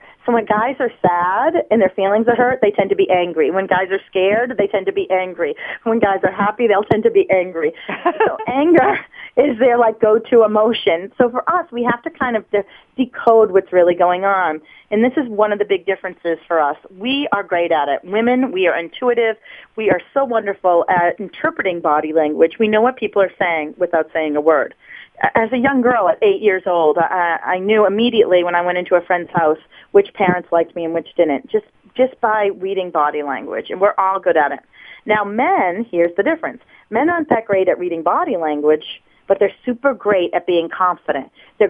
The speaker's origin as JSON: {"language": "English", "town": "Waltham", "region": "Massachusetts", "country": "United States", "said": "I'm from Waltham, Massachusetts, northwest of Boston initially."}